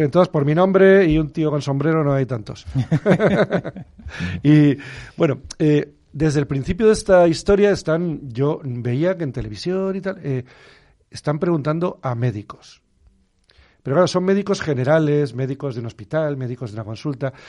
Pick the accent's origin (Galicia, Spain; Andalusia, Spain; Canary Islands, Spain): Canary Islands, Spain; moved away; me crié en las Islas Canarias